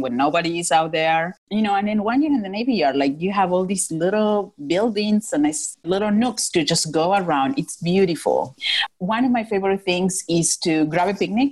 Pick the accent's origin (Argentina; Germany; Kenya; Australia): Argentina; Northwest Argentina; moved away as an adult; now in Philadelphia, United States; I'm from Northwest Argentina.